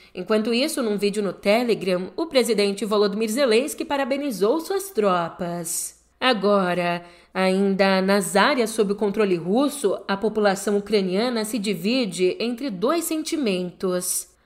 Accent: São Paulo, Brazil; Em São Paulo, aqui na minha terrinha

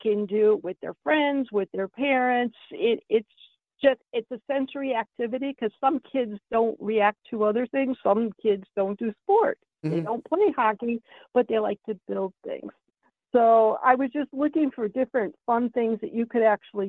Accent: Ohio, United States; moved away; growing up in Ohio

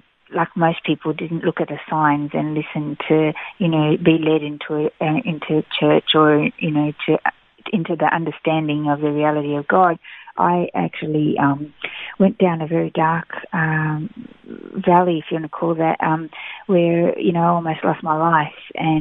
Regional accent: Melbourne, Victoria, Australia; moved away as an adult; also born or lived in Brazil; now in Gold Coast, Australia; I was raised in Melbourne, in Victoria, for most of my life

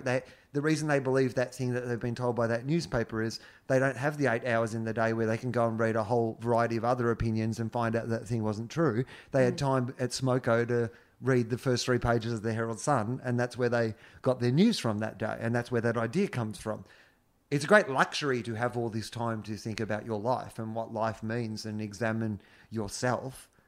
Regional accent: Denison, Australia; I'm from Denison

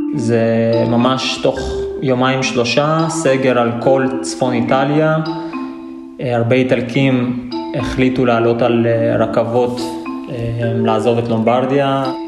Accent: Ashkelon, Southern District, Israel; moved away as an adult; now in Pavia, Italy; במקור אני מאשקלון

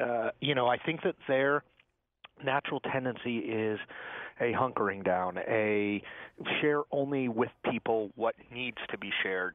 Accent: Connecticut, United States; moved away; I grew up in Connecticut

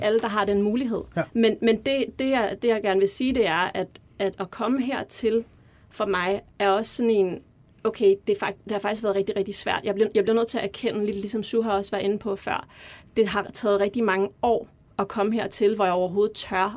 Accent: Denmark; Vi er vokset op her i Danmark, øh, kommer fra en anden kultur

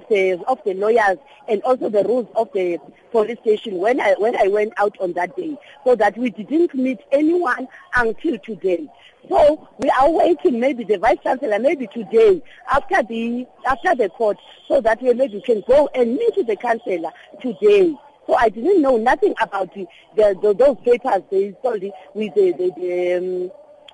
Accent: East London, Eastern Cape, South Africa; moved away as an adult; now in Johannesburg, South Africa; Originally, I came from East London. I came here to Joburg just to work.

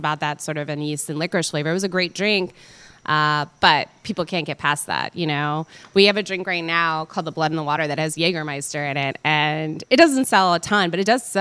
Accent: Beaver Dam, United States; I grew up in Beaver Dam, and I grew up on a farm.

